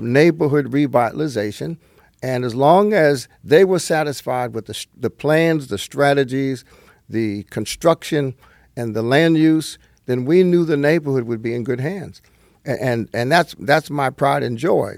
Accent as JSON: {"language": "English", "region": "northern New Jersey", "country": "United States", "tie": "born or raised there", "also_born_or_lived": "Brooklyn, New York", "said": "I was born in Brooklyn, but I escaped at an early age to New Jersey."}